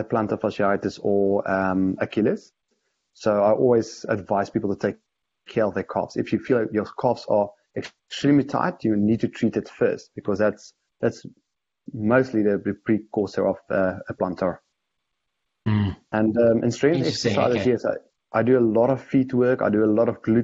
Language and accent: English; South Africa